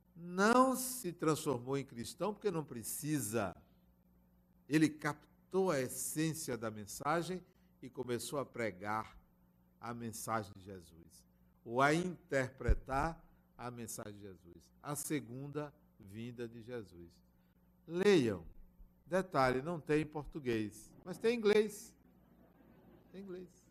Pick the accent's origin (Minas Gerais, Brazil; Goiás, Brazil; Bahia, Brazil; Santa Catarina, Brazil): Bahia, Brazil; eu sou baiano